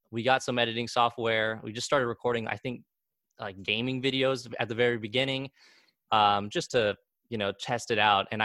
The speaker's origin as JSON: {"language": "English", "country": "Argentina", "lives_now": "Wichita, United States", "said": "away from where I am originally from Argentina, I always my whole life I thought, you know, that's home and Wichita's kind of like the the side"}